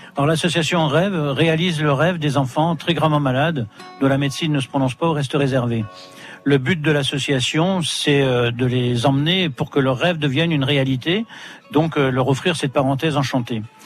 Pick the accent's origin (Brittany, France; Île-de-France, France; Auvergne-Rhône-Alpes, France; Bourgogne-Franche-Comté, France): Brittany, France; chez nous en Bretagne